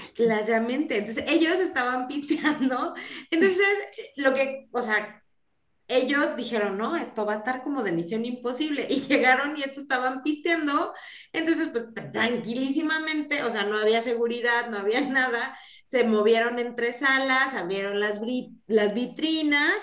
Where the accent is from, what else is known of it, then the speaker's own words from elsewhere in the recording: Mexico; cómo somos los mexicanos